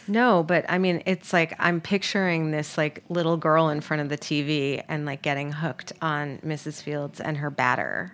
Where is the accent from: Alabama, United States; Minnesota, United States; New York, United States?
New York, United States; moved away; I'm from New York